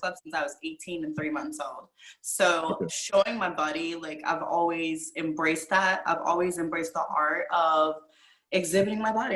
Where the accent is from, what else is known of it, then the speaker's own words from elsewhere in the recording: Virginia, United States; moved away; I'm originally from Virginia